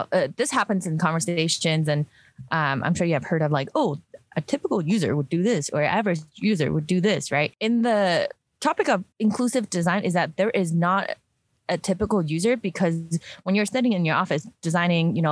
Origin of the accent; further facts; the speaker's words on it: Hong Kong; now in Utah, United States; I grew up in Hong Kong, so like very humid